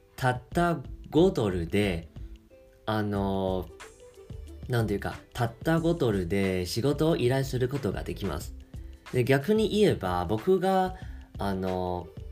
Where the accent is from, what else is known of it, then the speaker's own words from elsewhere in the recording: Taiwan; Japanese is a second language; 僕台湾人なんですけど